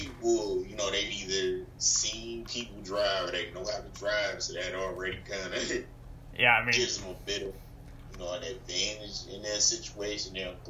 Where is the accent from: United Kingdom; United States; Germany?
United States; being an American